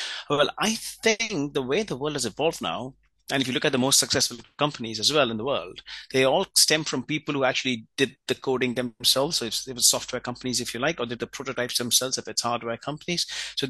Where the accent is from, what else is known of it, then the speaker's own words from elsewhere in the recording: India; I was born and raised in India, and my dad at that time was in the Indian Air Force.